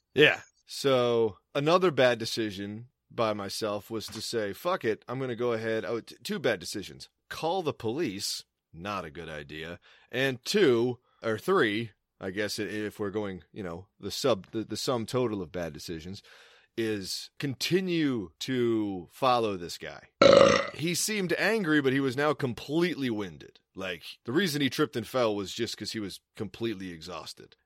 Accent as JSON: {"language": "English", "region": "Maryland", "country": "United States", "tie": "born or raised there", "also_born_or_lived": "Boston", "moved": "as an adult", "said": "I'm working at Blockbuster in my hometown"}